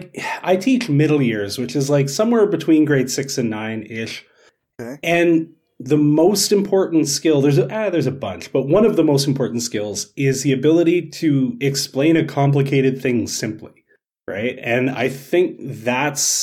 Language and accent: English; Canada; being Canadian TikTok social studies teacher